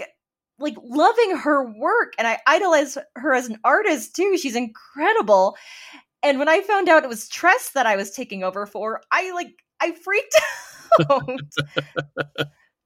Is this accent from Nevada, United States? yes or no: yes; Las Vegas, Nevada, United States; I'm some kid from Nevada